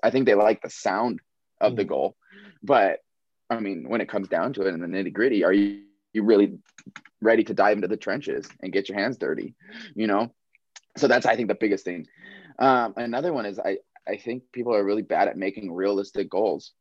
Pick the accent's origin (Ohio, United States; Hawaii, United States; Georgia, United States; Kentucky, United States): Hawaii, United States; Maui; moved away; I was born and raised on Maui.